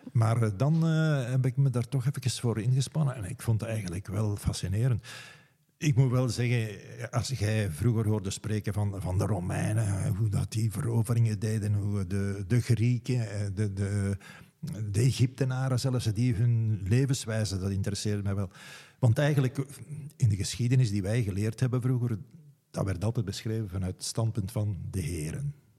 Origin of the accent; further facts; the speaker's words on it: Meensel-Kiezegem, Flanders, Belgium; also born or lived in Leuven; now in Diest, Belgium; Ik kom van Meenselkiezingen, nu deelgemeente van Tiltwingen